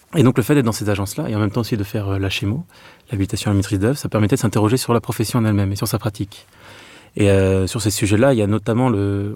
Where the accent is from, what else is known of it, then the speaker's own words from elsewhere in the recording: Meaux, Île-de-France, France; moved away; also born or lived in Clermont-Ferrand; je suis de Meaux, en Seine-et-Marne. Donc euh, pour ma part, c'est vrai que ma vie natale, en fait, c'est une ville où il y avait des grands ensembles